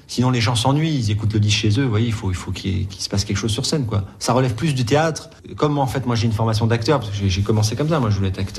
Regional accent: Tunisia; born there; Bah, enfin, moi je suis en Méditerranée, je suis né en Tunisie, donc il euh, c'est faut dire que la Tunisie c'est un espèce de carrefour.

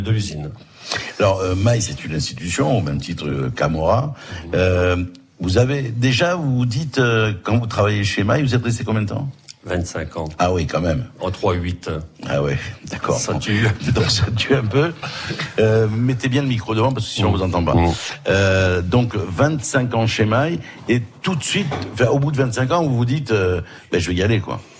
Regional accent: Bourgogne-Franche-Comté, France; Tout à fait, je suis de Bourgogne, exactement euh, la Côte d'Or.

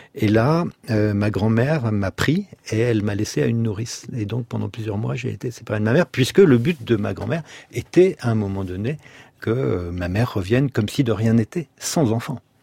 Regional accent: La Rochelle, Nouvelle-Aquitaine, France; also born or lived in Bordeaux; nous avons déménagé de Bordeaux, qui était toute noire en 70, à La Rochelle

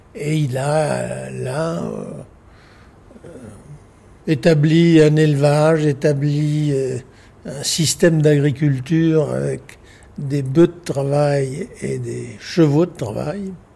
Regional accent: Nouméa, South Province, New Caledonia; also born or lived in Australia / United States / England; Je suis né à Nouméa, à la première vallée du Tir

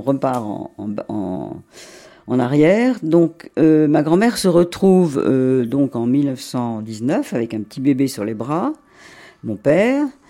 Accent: Monaco; je suis né en effet à Monaco parce que mes parents

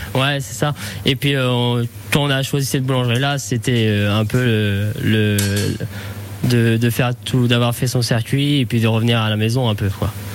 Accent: Saint-Pierre-Église, Normandy, France; also born or lived in Cherbourg; j'ai grandi à Saint-Pierre. Je suis, je né à Cherbourg, mais j'ai passé toute mon enfance à Saint-Pierre

